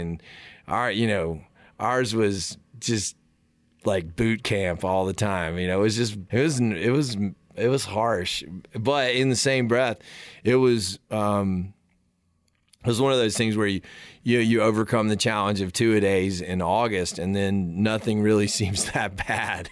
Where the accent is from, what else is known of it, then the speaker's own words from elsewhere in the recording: South Carolina, United States; I grew up in the South.